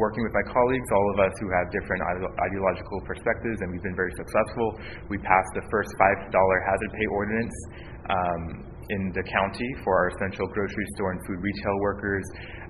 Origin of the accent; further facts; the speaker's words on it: South San Francisco, California, United States; I was born and raised in South San Francisco to a working class family. Father was a FedEx worker, my mother, Taiwanese immigrant